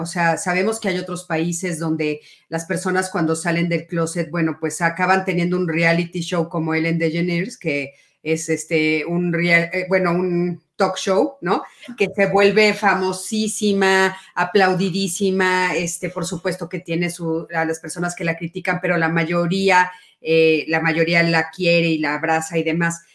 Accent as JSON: {"language": "Spanish", "country": "Mexico", "said": "si nacimos en México"}